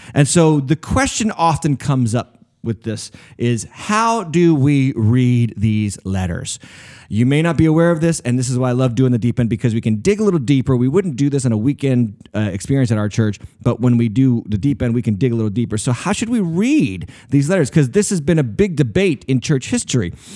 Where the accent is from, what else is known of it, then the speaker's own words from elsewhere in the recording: United States; I am not just a Christian, I'm an American